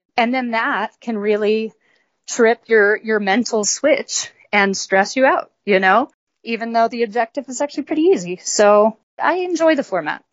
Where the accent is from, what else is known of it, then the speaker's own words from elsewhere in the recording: Colorado, United States; I grew up in Colorado